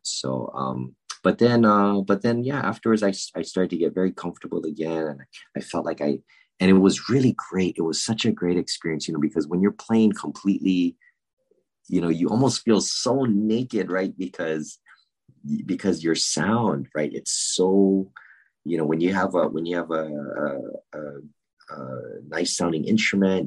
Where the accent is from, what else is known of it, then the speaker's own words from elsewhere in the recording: Honolulu, Hawaii, United States; I was born and raised in Honolulu, Hawaii